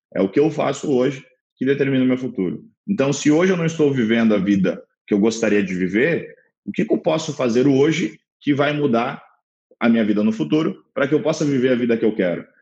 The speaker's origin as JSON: {"language": "Portuguese", "town": "Balneário Camboriú", "region": "Santa Catarina", "country": "Brazil", "tie": "born or raised there", "said": "sou natural de Balneário Camboriú, Santa Catarina"}